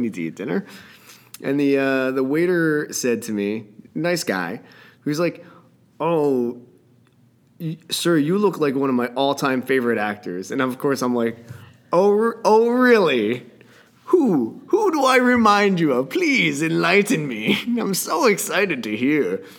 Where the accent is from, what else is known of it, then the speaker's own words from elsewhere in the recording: New Jersey, United States; That's because I'm from Jersey, and I think I'm a little bit of a dick when it comes to that.